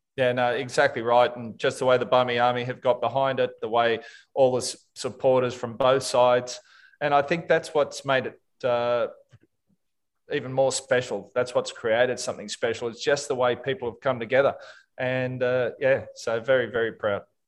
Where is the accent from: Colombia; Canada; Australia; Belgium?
Australia; being an Australian